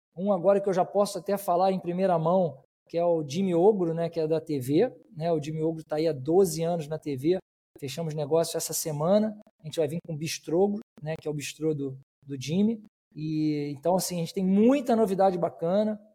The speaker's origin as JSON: {"language": "Portuguese", "region": "Rio de Janeiro", "country": "Brazil", "said": "eu, eu sou do Rio, né? somos, somos aqui do Rio de Janeiro"}